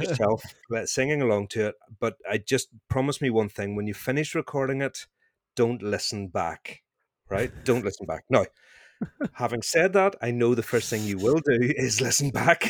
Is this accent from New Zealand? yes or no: no; Northern Ireland, United Kingdom; accent: Northern Irish; my Northern Irish accent